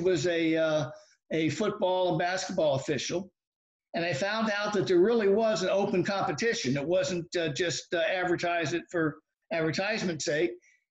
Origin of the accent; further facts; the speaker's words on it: Lake Worth, Florida, United States; also born or lived in Philadelphia, Pennsylvania / Key Biscayne, Florida; So I settled in Lake Worth, and basically grew up, went to Lake Worth High School.